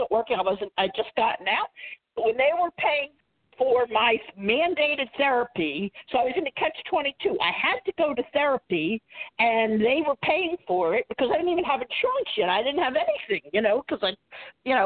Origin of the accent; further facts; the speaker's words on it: Philadelphia, Pennsylvania, United States; I came back to Philadelphia because that was my hometown.